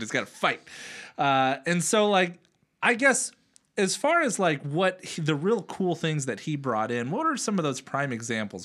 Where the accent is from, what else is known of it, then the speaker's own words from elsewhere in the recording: Oakland, California, United States; I grew up in Oakland or near Oakland